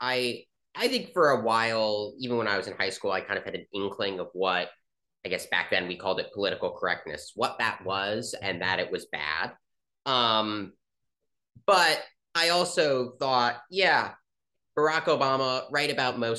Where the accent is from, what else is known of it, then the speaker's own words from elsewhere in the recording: Chevy Chase, Maryland, United States; I grew up in Chevy Chase, Maryland.